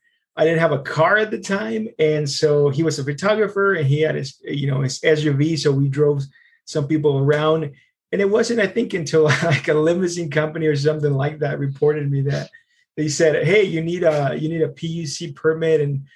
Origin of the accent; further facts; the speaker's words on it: Longmont, Colorado, United States; I grew up in Longmont. I grew up when it was much smaller in the early 90s.